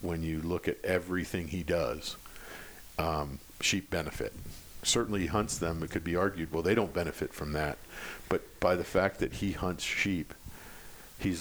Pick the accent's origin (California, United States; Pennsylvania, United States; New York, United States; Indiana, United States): Pennsylvania, United States; I grew up in Pennsylvania on a small farm.